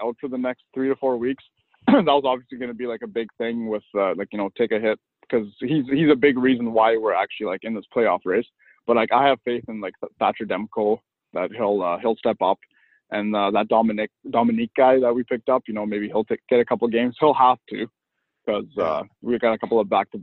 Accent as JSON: {"language": "English", "country": "Germany", "tie": "born or raised there", "also_born_or_lived": "Kazakhstan", "moved": "yes", "lives_now": "Chilliwack, Canada", "said": "I was born in Kazakhstan, but I grew up in Germany, so I'm half Russian and half German"}